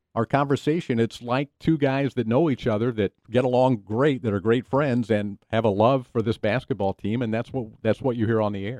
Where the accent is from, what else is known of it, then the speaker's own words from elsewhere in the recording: Knoxville, Tennessee, United States; I grew up in Knoxville, Tennessee